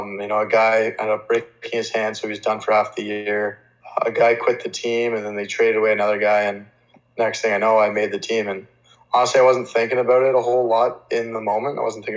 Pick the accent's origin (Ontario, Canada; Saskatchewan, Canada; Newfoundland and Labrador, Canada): Ontario, Canada; Hamilton; So I grew up in Hamilton